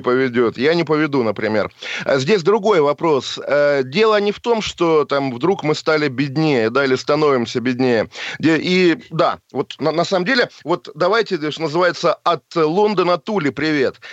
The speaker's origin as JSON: {"language": "Russian", "country": "Russia", "also_born_or_lived": "Geneva, Switzerland", "moved": "yes", "said": "Я сам россиянин, конечно же, и русский."}